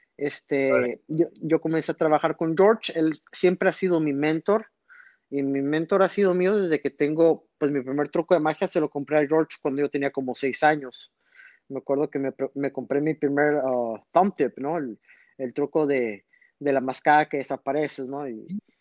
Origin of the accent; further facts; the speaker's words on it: Reynosa, Tamaulipas, Mexico; also born or lived in McAllen, Texas; yo soy nacido en McAllen, Texas, pero yo crecí en Reynosa, Tamaulipas